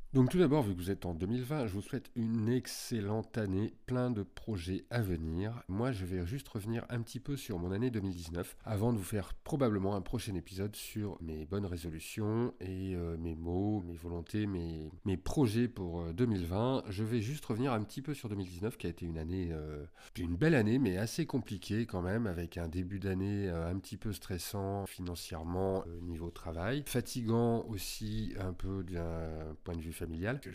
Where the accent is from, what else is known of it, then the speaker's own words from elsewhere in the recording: Lyon, Auvergne-Rhône-Alpes, France; Moi, je suis lyonnais